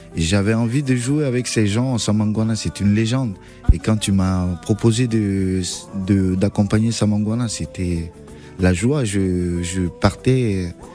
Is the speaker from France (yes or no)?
no; Bobo-Dioulasso, Hauts-Bassins, Burkina Faso; je suis né à Bobo Dioulasso je suis le Burkinabé qui a plus collaboré avec les Maliens